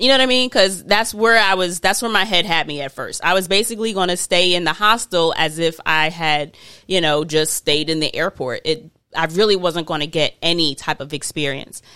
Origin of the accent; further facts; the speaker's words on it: United States; I'm not African, I'm American